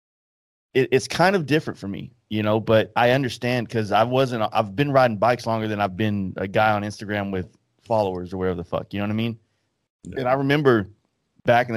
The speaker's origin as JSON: {"language": "English", "town": "Dallas", "region": "Texas", "country": "United States", "said": "I'm from Dallas"}